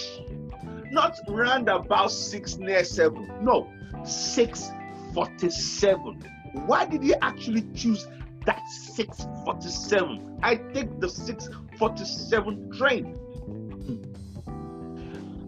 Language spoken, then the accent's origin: English; Nigeria; now in United Kingdom; we're Nigerians, we're Africans, we're black people